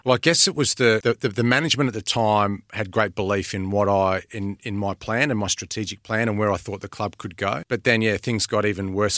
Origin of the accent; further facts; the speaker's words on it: Adelaide, South Australia, Australia; moved away; Adelaide, which is my hometown